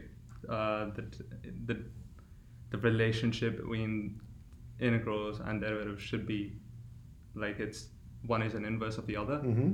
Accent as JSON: {"language": "English", "country": "India", "moved": "yes", "lives_now": "Fort Worth, United States", "said": "I'm from India"}